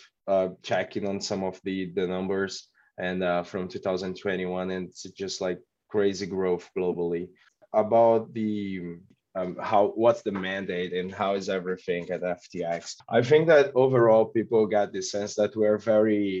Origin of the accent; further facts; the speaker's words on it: Brazil; I'm from Brazil.